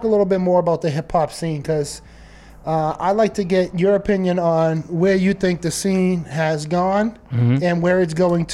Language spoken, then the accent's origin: English; Lowell, Massachusetts, United States; coming from the city of Lowell